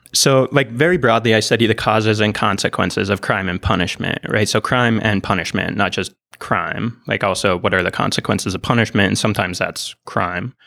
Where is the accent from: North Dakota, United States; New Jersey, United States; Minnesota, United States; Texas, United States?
Minnesota, United States; Iron Range, northern; moved away; I was born on the Iron Range in northern Minnesota.